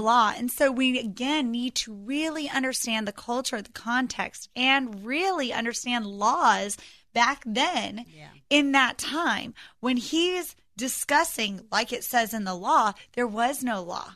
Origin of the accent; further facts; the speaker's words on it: United States; we as American Christians